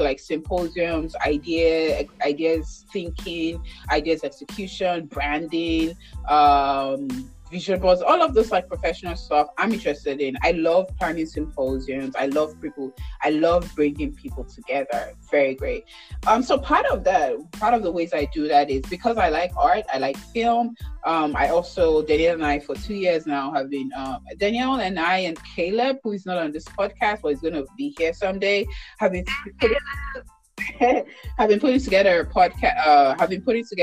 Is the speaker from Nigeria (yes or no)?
yes; Nigeria; now in United States; I'm from Nigeria, West Africa